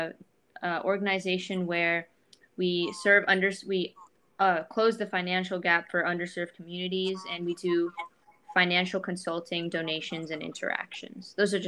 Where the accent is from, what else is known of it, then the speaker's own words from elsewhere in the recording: India; I'm from India and I've gone to India and I've seen, you know, that there's poverty there and I see people have suffered there.